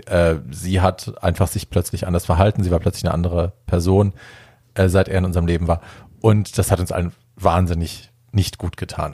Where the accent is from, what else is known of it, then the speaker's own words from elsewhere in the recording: Hesse, Germany; bei uns in Hessen